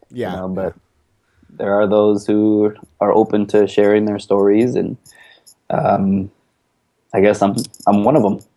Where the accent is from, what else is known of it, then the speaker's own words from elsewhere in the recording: Dongdaegu, Daegu, South Korea; So I'm from Dongdaegu, which is East Daegu. Okay. Uh, little countryside.